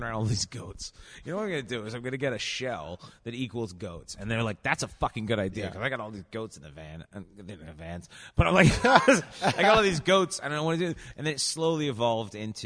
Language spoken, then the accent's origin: English; England, United Kingdom; As an English person